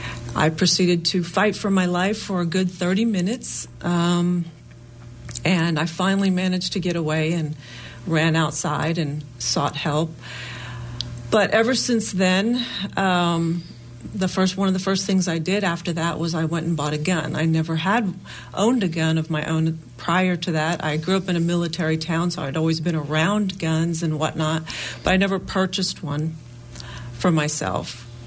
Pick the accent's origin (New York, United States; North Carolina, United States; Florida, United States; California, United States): North Carolina, United States; Jacksonville; I grew up in Jacksonville, North Carolina.